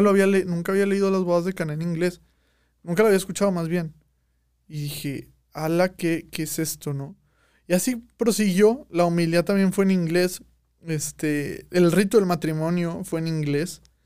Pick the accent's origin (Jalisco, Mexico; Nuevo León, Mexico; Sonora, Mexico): Nuevo León, Mexico; Monterrey; como regios